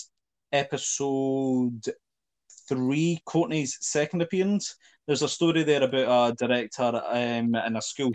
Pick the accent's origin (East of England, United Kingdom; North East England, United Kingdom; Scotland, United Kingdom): Scotland, United Kingdom; Fife; high schools in like Fife or my high school in particular was shit because the other high schools in my hometown had some sort of drama class